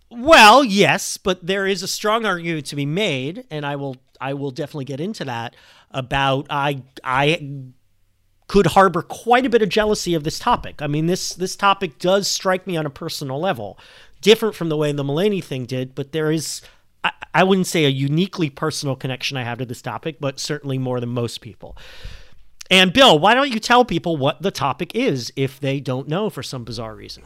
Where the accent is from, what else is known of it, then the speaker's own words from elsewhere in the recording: Montreal, Quebec, Canada; now in United States; I'm a sleeper agent from, from Montreal.